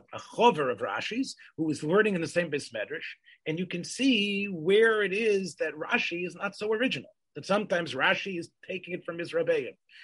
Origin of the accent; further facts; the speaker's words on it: Memphis, Tennessee, United States; growing up in Memphis, Tennessee